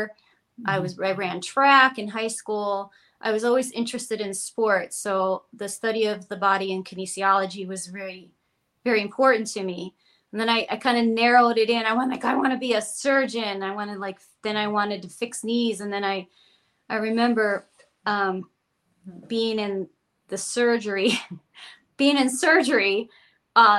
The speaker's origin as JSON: {"language": "English", "town": "Cleveland", "region": "Ohio", "country": "United States", "tie": "born or raised there", "moved": "as an adult", "said": "growing up in Cleveland"}